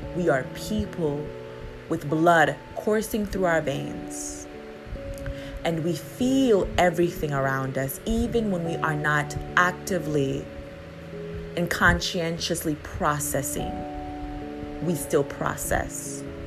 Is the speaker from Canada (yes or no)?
no; U.S. Virgin Islands; moved away; also born or lived in continental United States; my hometown